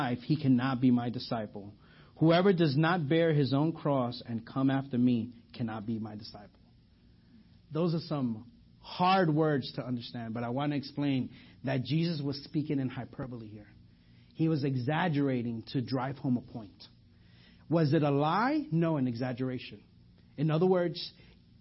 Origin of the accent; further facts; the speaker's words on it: New York, United States; accent: New York; now in Garland, United States; I'm from New York. You know, it's not. I'm from. If you didn't hear my accent, let me just say coffee, and then you guys know that from there. So I'm from New York